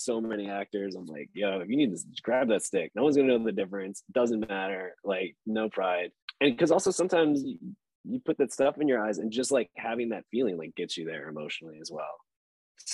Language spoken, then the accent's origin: English; Chicago, Illinois, United States; I'm from Chicago, and the worst thing you could do in Chicago is have a swelled head.